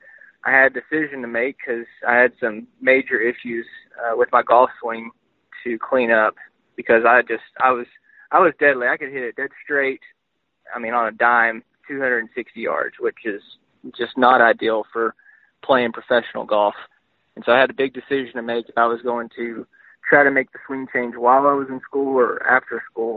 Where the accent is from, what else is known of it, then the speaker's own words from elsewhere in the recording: Texarkana, Texas, United States; also born or lived in Arkansas; I grew up in Texarkana